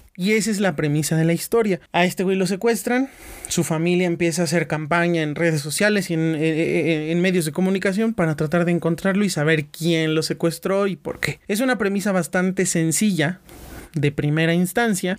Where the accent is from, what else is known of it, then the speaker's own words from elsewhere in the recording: Mexico; como mexicanos